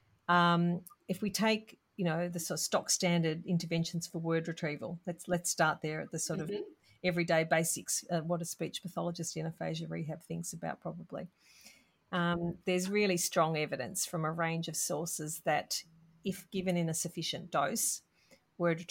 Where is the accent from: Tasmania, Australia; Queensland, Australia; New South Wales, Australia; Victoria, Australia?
Victoria, Australia; Melbourne; I'm from Melbourne